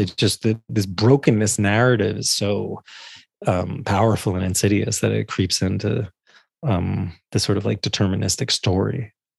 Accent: New Jersey, United States; growing up in North Jersey in the eighties and nineties

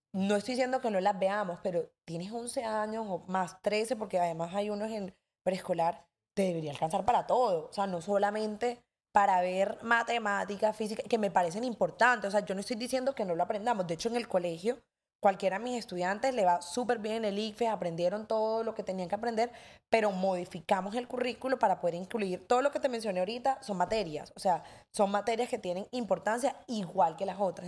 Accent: Cartagena, Bolívar, Colombia; somos aquí todos cartageneros

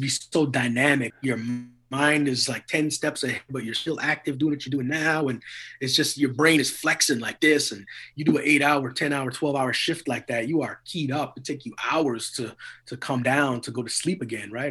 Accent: Edmonton, Alberta, Canada; also born or lived in Trinidad; I grew up in Edmonton, Alberta

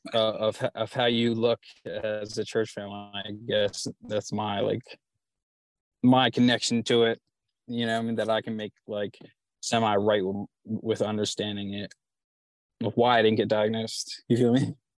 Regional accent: Chichester, Pennsylvania, United States; I'm from Delco, like uh, Chichester

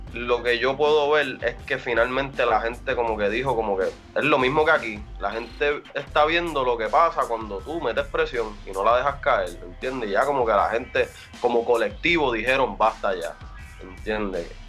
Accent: Puerto Rico; moved away as an adult; yo soy boricua

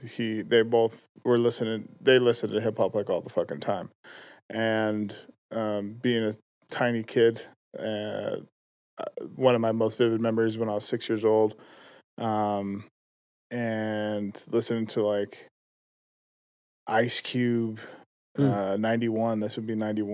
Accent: West Valley City, Utah, United States; also born or lived in Magna, Utah; I was born in West Valley.

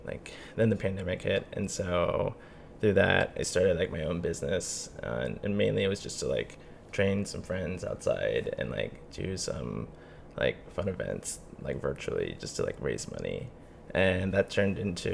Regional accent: Fairfax, Virginia, United States; I was born in Fairfax, Virginia, so about like 20 miles outside of DC.

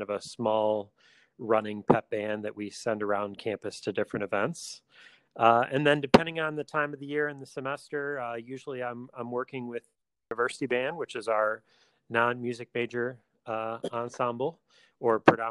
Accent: Lansing, Michigan, United States; moved away as an adult; also born or lived in Maryland / Okemos, Michigan; now in Bowling Green, Ohio, United States; I'm originally from the Lansing area

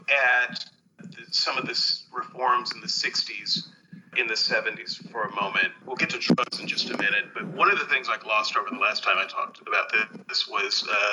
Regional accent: United States

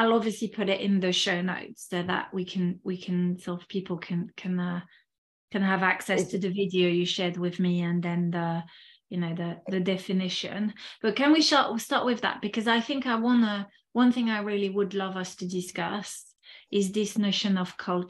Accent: France; first language French; English is a second language; moved away as an adult; also born or lived in Spain; now in United Kingdom; I come from a Western society, in fact, from two societies, because I grew up in France. I'm originally from France. And then I moved to the UK. I lived a bit in Spain as well. So, you know, very European, Westernized societies.

